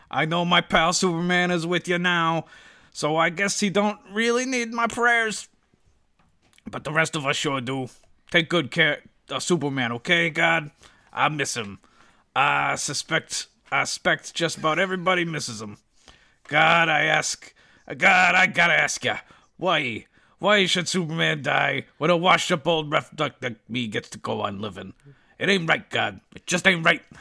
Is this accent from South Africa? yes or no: no; Australia; born there; despite being born Australian, I don't have a good Australian accent.